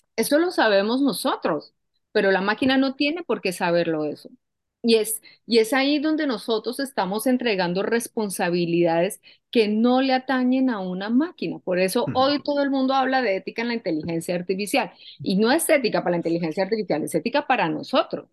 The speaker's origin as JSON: {"language": "Spanish", "country": "Colombia", "moved": "yes", "said": "yo soy colombiana y yo vengo, yo vengo de un país donde yo he vivido la violencia"}